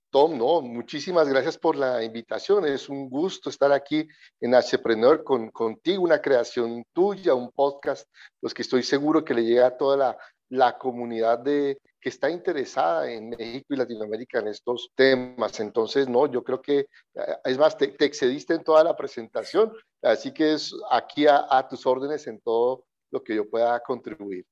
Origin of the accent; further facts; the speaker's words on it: Colombia; Yo nací en Colombia, soy colombiano, mi familia es mexicana